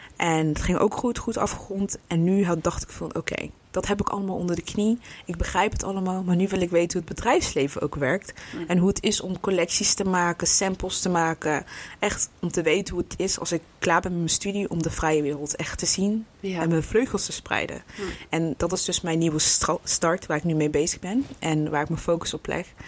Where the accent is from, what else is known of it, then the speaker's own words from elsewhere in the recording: Breda, North Brabant, Netherlands; Ik kom uit Breda.